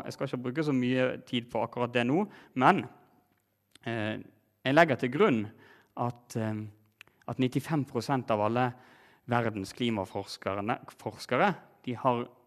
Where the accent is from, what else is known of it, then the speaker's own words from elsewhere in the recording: Norway; vi gjør her hjemme som nordmenn i Norge